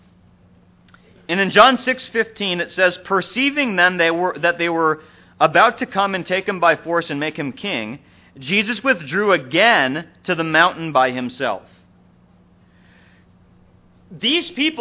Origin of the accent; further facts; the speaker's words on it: Minnesota, United States; growing up in Minnesota